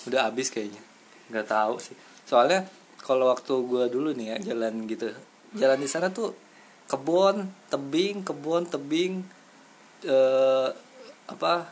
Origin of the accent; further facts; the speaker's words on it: Cileungsi, West Java, Indonesia; gue mah gede gede di Cilengsi iya. asli gitu jadi pulang ngumpul teh di BPM ada tuh kampung di BPM di Cilengsi